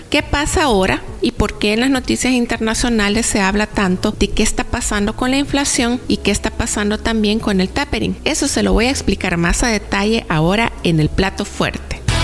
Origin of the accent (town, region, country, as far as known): El Salvador